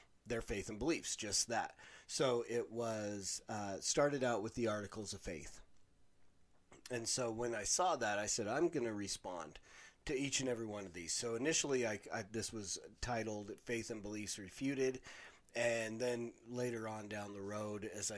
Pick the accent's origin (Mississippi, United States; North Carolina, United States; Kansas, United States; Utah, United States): Utah, United States; growing up in Utah, you would think that being, you know, the LDS church is a huge portion of this